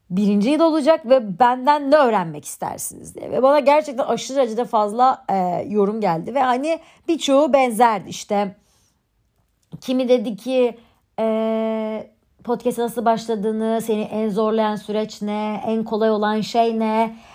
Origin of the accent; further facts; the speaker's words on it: Istanbul, Turkey; ben 21 Ağustos 1999 yılında İstanbul'da doğdum.